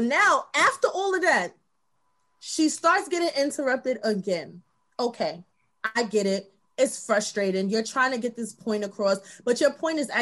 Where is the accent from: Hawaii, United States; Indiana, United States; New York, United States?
New York, United States; New York City; I am from Brooklyn, if y'all don't know. I am born and bred Bed-Stuy